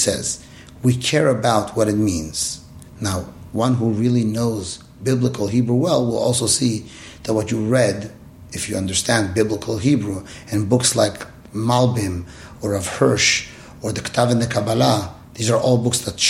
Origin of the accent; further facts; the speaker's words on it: Iran; moved away; When I grew up in Iran